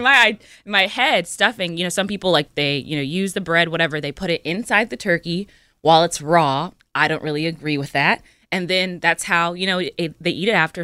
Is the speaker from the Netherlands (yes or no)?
no; California, United States; we're originally from from California